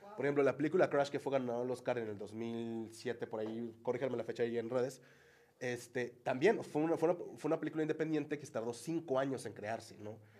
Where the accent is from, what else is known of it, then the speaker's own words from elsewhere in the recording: Mexico; también como mexicanos, como vaqueños